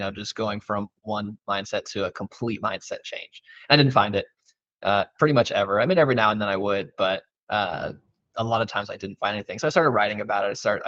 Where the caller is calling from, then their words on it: Dallas, Texas, United States; Yeah, so I am joining you out of Dallas, Texas.